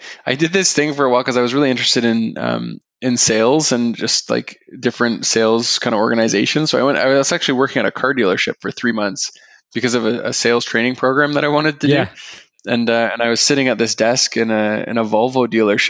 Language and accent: English; Aurora, Ontario, Canada; I grew up in Aurora